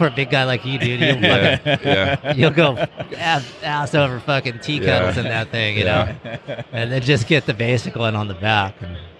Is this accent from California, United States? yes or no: yes; Roseville, California, United States; also born or lived in Truckee, California; when I first moved to Truckee, and I was about 18 or 19 or something. But, and you know, I grew up in Roseville there and moved to Truckee.